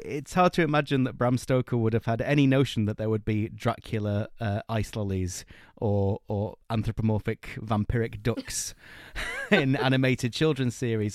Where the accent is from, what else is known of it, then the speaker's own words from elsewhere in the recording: Blackpool, North West England, United Kingdom; I'm from Blackpool in Lancashire, and so I grew up kinda steeped in, in our local ghost stories and folklore